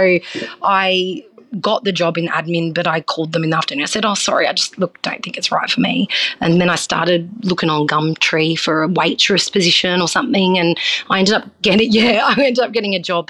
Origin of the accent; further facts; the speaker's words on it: New South Wales, Australia; So I grew up on the Northern Rivers, so I had a very free sort of childhood, and my parents were very westernized. They're not very Italian, so they weren't very strict with us.